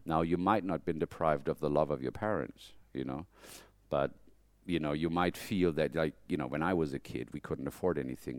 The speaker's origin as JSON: {"language": "English", "country": "Germany", "moved": "as an adult", "lives_now": "United States", "said": "am I a very German person? No, because when I'm in Germany, I feel I'm not at home"}